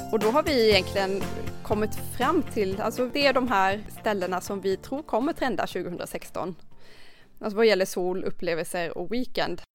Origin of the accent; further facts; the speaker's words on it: Karlskrona, Blekinge, Sweden; kommer ju från Karlskrona